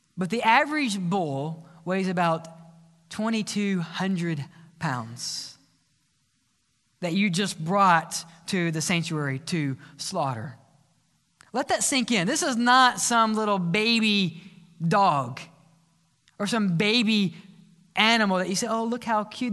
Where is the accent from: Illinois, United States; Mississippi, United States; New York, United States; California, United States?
Mississippi, United States; South; I was raised in the South Mississippi